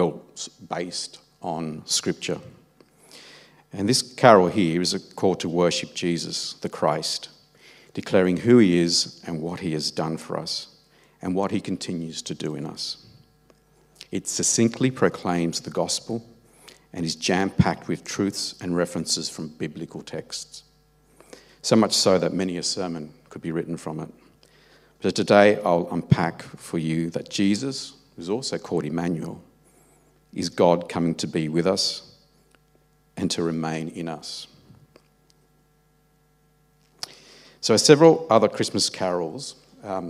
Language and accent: English; Australia; also born or lived in Italy; I was born in Australia of Italian parents. And when I was about 2 years old, my parents decided to move back to Italy.